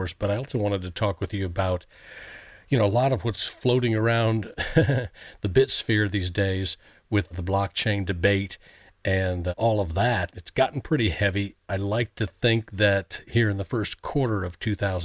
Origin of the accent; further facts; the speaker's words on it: Indianapolis, Indiana, United States; now in Nashville, United States; I'm from Indianapolis